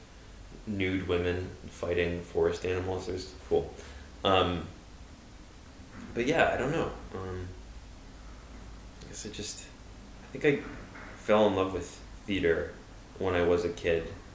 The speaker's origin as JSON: {"language": "English", "town": "New York City", "region": "New York", "country": "United States", "tie": "born or raised there", "said": "I grew up in the East Village"}